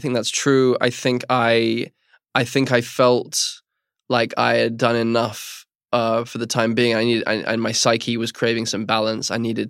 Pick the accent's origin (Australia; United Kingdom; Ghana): United Kingdom; England; and I'm overly English and therefore overly cautious about bothering people